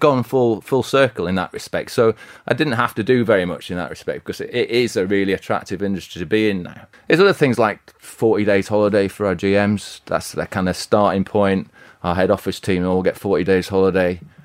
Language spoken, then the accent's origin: English; Bradford, Halifax, Yorkshire and the Humber, United Kingdom; I'm from Yorkshire